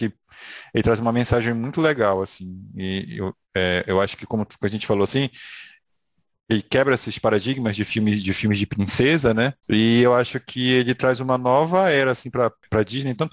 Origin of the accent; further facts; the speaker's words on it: Brazil; ali que aparece que a gente como brasileiro se identifica.